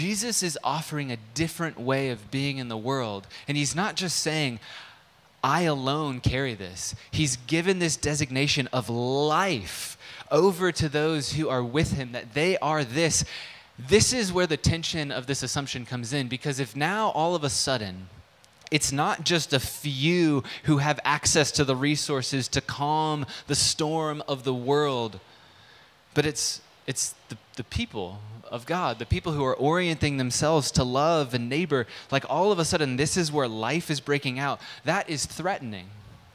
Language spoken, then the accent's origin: English; United States; as an American living in 2022